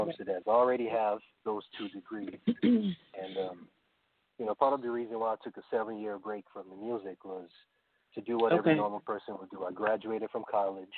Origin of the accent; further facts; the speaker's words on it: Port Harcourt, Rivers State, Nigeria; moved away as an adult; also born or lived in Green Bay, Wisconsin; now in Hinesville, United States; I grew up in a part of Nigeria called the Niger Delta, right? That's down south. I was born in the city of Port Harcourt.